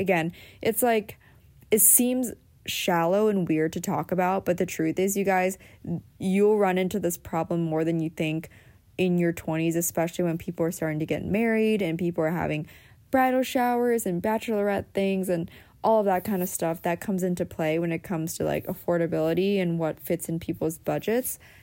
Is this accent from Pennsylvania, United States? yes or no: yes; Pennsylvania, United States; moved away; also born or lived in Southern California; the pace that I grew up in on the East Coast, even though I grew up in Pennsylvania